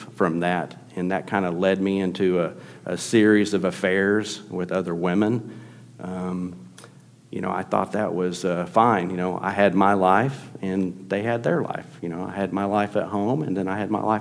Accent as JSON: {"language": "English", "town": "Tulsa", "region": "Oklahoma", "country": "United States", "tie": "born or raised there", "said": "grew up in Tulsa, Oklahoma."}